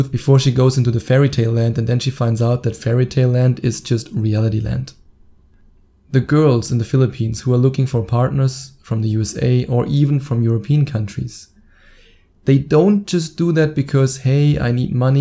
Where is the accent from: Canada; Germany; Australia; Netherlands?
Germany; my home country, Germany